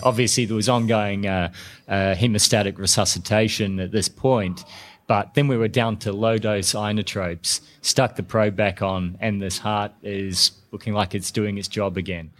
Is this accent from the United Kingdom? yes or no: no; New Zealand; now in Melbourne, Australia; I'm a New Zealander, but I live in Australia and I'm in Melbourne